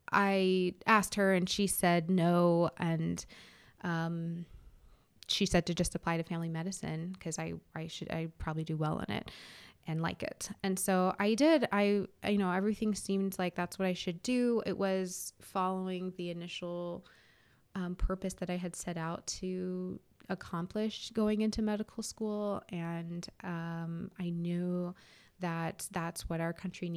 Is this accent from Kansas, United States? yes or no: no; California, United States; I came from California, and so now have lived here for 2 years.